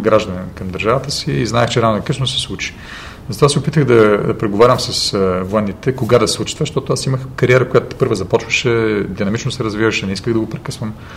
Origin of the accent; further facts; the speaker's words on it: Plovdiv, Plovdiv Province, Bulgaria; also born or lived in United States; се прибрах в Пловдив